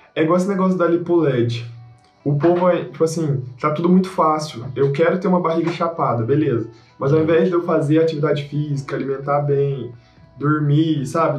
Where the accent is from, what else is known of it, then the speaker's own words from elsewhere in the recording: Minas Gerais, Brazil; eu sou mineiro